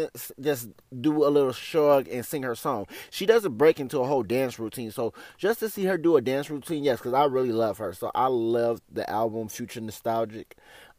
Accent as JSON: {"language": "English", "country": "United States", "said": "being black, being considered an American"}